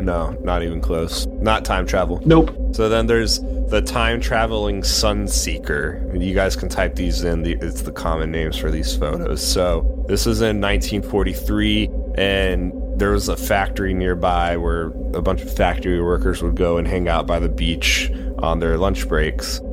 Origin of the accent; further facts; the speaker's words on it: United States; I am American.